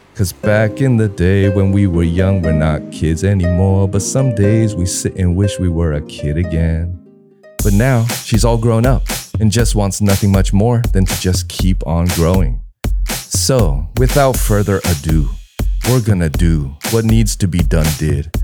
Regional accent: Southern California, United States; now in Taiwan; growing up in Southern Cali

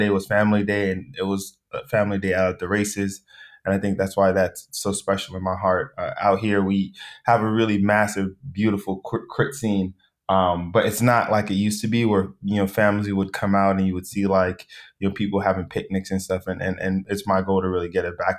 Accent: Los Angeles, California, United States; I grew up in South Central

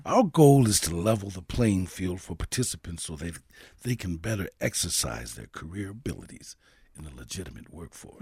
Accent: Saint Paul, Minnesota, United States; I grew up in Saint Paul and went to um, grade school and junior high school and eventually, um, high school, Saint Paul

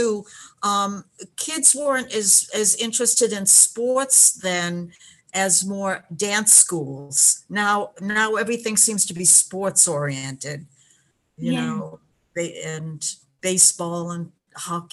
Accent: Boston, Massachusetts, United States; I was born in Boston and raised there

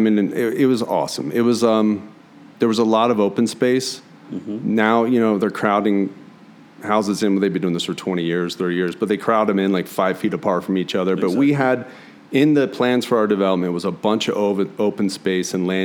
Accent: Cherry Hill, New Jersey, United States; also born or lived in Philadelphia, Pennsylvania; now in Santa Fe, United States; Grew up in Cherry Hill, New Jersey, just like 20 minutes from Philly

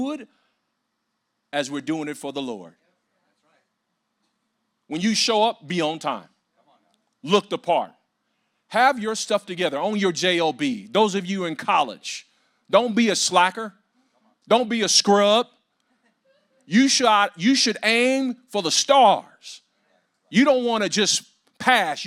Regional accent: Compton, California, United States; I grew up in Compton

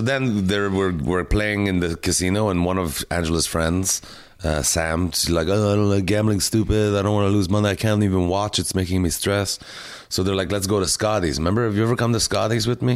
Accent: Canada; now in Montreal, Canada; as a Canadian comic and as an ambassador for the Canadian Association of Stand-Up Comic

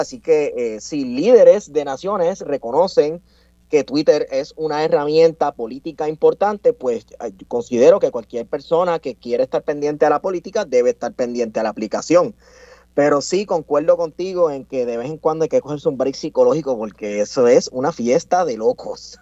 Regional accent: Puerto Rico; nosotros los puertorriqueños que vivimos acá en la isla

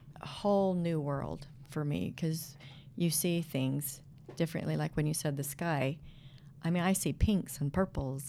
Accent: Idaho Falls, Idaho, United States; I grew up in Idaho Falls, out in the country

